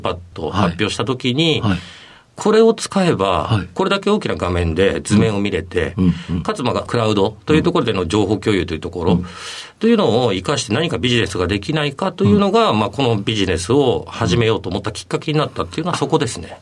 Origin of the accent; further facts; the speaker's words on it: Monbetsu, Hokkaido, Japan; 北海道のですね、オホーツク海側の、えー、紋別市というところになります